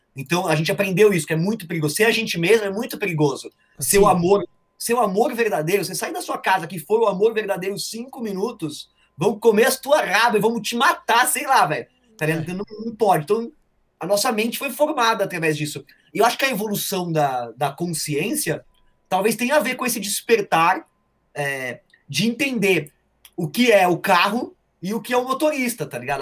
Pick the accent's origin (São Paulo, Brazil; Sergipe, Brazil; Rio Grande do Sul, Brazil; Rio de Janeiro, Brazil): São Paulo, Brazil; now in Carapicuíba, Brazil; Eu sou cidadão santamarense, cara, eu não posso trair aí eu vim pra Carapicuíba aqui, mas, cara, eu sou de Santo Amaro